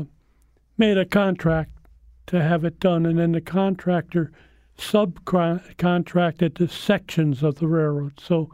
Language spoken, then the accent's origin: English; Hickenham, United States; Like in my hometown, Hickenham, there was a Hickenham manufacturing and machinery place, and they made farm equipment.